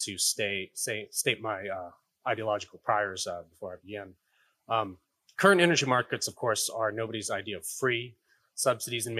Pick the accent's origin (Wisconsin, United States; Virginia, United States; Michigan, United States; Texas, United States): Texas, United States; my home state of Texas